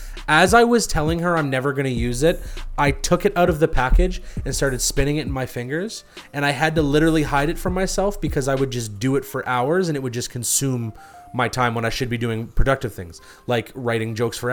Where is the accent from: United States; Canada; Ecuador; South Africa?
Canada; Could be because I'm Canadian and I say certain things weird.